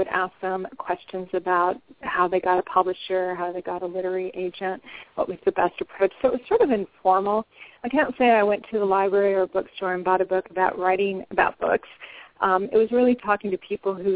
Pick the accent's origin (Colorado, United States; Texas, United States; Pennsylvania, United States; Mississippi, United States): Colorado, United States; Denver; now in Washington, D.C., United States; my hometown of Denver, Colorado